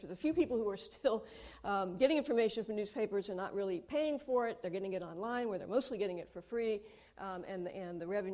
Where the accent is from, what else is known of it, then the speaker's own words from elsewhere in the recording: United States; I'm American